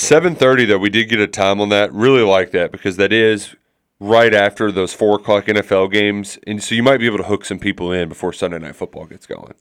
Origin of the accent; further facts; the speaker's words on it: Louisville, Kentucky, United States; we're from the Louisville Catholic community